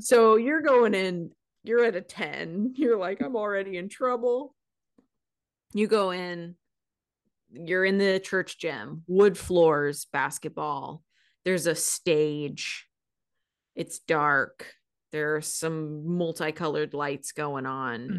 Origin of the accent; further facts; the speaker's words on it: Seattle, Washington, United States; I, growing up in Seattle